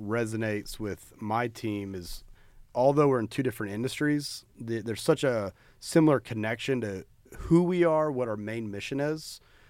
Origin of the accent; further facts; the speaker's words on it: Fort Worth, Texas, United States; I was raised from Fort Worth. We went to school in West Texas.